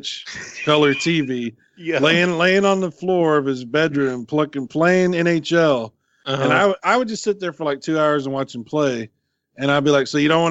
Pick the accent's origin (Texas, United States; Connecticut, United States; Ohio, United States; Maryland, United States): Texas, United States; we're from Texas